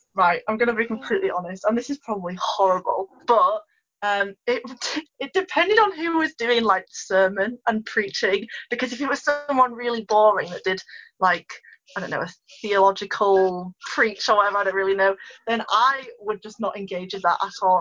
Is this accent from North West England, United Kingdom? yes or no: yes; Ulverston, North West England, United Kingdom; live in Ulverston, have done my whole life